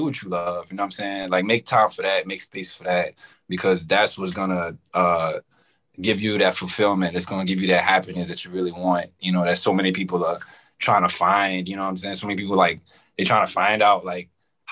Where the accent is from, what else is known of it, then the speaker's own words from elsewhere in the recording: New Orleans, Louisiana, United States; moved away as an adult; also born or lived in South Central Los Angeles; now in Rancho Cucamonga, United States; I'm from New Orleans, living in California. I've been in California about 3 years